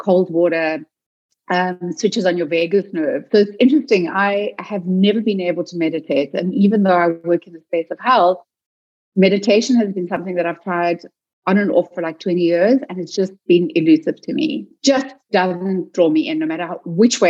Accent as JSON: {"language": "English", "country": "South Africa", "also_born_or_lived": "Cape Town", "said": "I'm South African"}